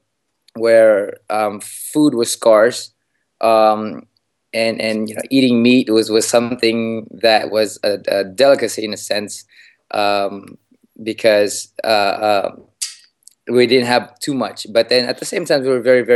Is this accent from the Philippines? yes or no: yes; Philippines; moved away; I was born in the Philippines, in a province in the Philippines, away from the streets.